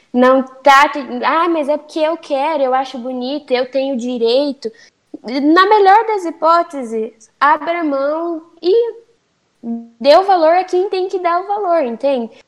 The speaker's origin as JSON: {"language": "Portuguese", "country": "Brazil", "tie": "born or raised there", "said": "por eu ter nascido no Brasil, eu tenho culturas é, brasileiras. Por exemplo, aqui em casa a gente é brasileira"}